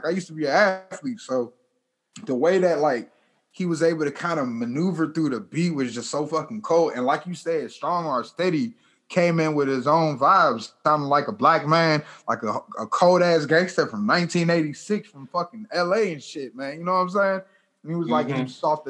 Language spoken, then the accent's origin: English; Los Angeles, California, United States; Cause I'm from Los Angeles.